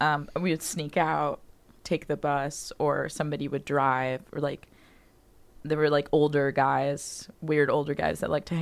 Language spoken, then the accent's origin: English; Miami, Florida, United States; moved away as an adult; I'm from Miami.